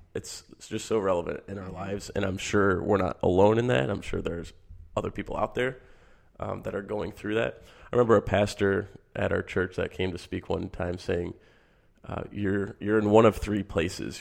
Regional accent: Michigan, United States; I grew up in Michigan

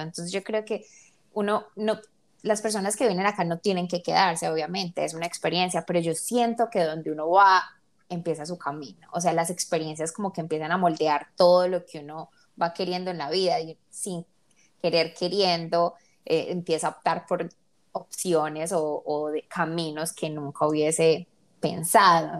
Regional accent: Colombia; nosotros que somos colombianas

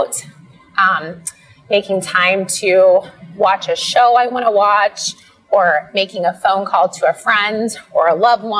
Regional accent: Iowa, United States; moved away; We grew up in this little small town in Iowa

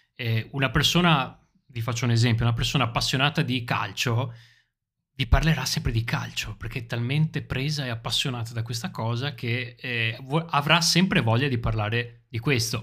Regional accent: Italy; Quando siamo all'estero incontriamo altri italiani, ci sentiamo subito italiani

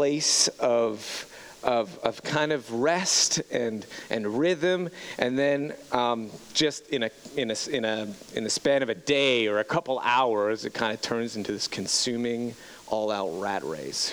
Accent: Montreal, Quebec, Canada; moved away as an adult; growing up in Montreal, Quebec, born and raised Montreal, Quebec

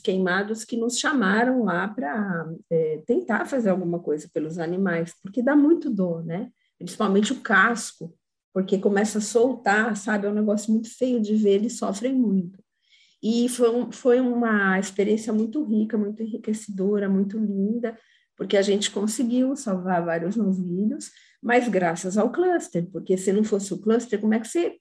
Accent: São Carlos, São Paulo, Brazil; Eu sou de São Carlos, para quem não sabe, eu moro em São Carlos.

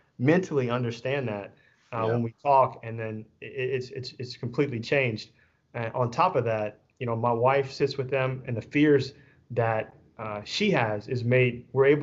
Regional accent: Louisiana, United States; also born or lived in Texas; now in Pearland, United States; I'm coming from Louisiana

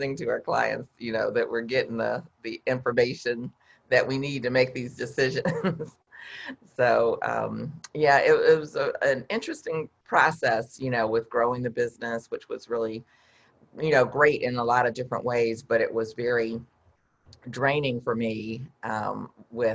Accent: Midwest, United States; I'm from the Midwest, so we call it pop

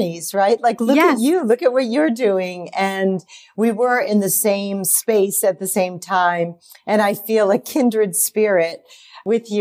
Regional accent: outside of Boston, Massachusetts, United States; moved away; also born or lived in New York; I grew up outside of Boston, a family of all women, my poor dad.

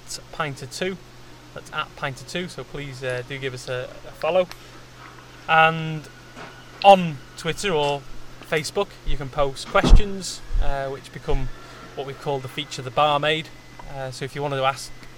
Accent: Wales, United Kingdom; myself being Welsh

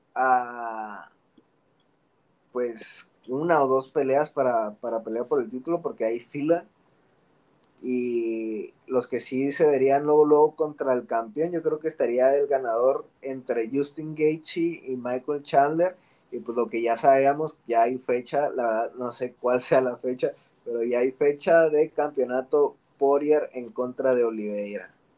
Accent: Mexico; Como mexicanos

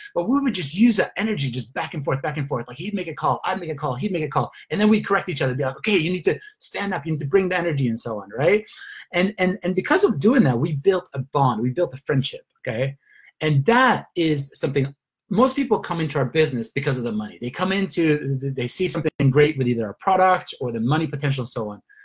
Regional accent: Sweden; moved away as an adult; also born or lived in Australia / Luxembourg / London / Turkey; now in Spain; I'm originally from Sweden

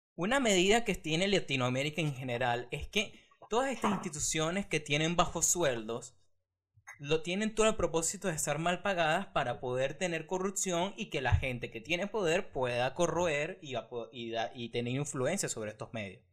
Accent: Venezuela; moved away; yo me fui hace cuatro años de Venezuela

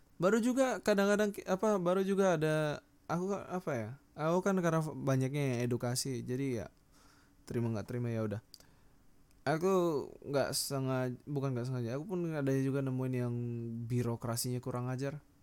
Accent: Sangatta, East Kalimantan, Indonesia; moved away; aku datang dari Kalimantan Sangatta

